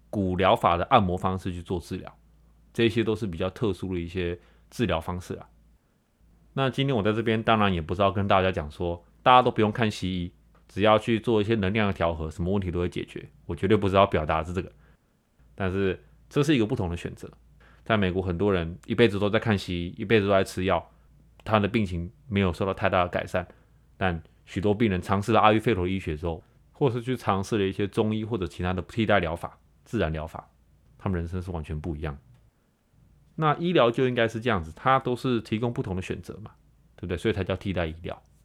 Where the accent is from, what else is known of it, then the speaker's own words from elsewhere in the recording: Taiwan; now in United States; 从小在台湾长大的我